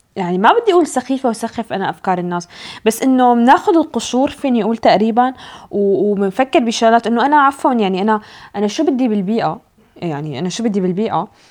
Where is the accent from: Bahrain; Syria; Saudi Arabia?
Syria; now in Norway; انا اجي كسوريه حتى لو انا عايشه بالنرويج